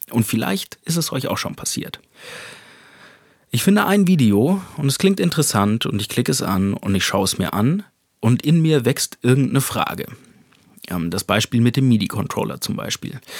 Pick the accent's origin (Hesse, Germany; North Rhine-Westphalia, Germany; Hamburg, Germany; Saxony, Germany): Hesse, Germany; Speicher sagt man da, wo ich herkomme, aus einem kleinen Dorf in Hessen.